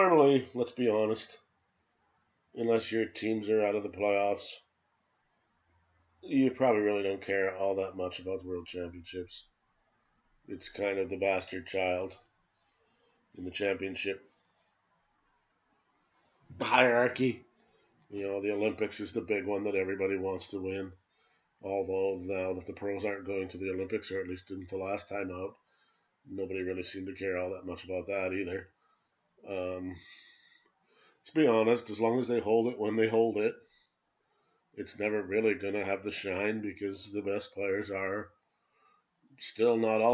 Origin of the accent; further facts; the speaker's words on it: Canada; as a Canadian